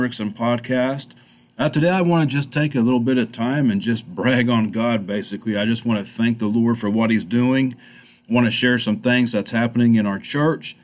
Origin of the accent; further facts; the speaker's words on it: El Reno, Oklahoma, United States; I wanted to do something in my hometown of El Reno. It's something that I just wanted to do for the community that I grew up in.